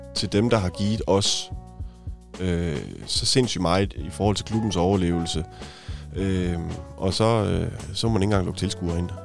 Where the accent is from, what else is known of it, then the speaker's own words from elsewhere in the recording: Haderslev, Southern Denmark, Denmark; now in Odense, Denmark; jeg er opvokset i Haderslev